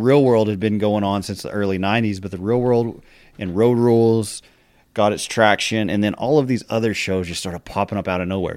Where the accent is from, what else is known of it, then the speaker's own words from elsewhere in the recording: Texas Panhandle, United States; I'm from the Panhandle, that's home.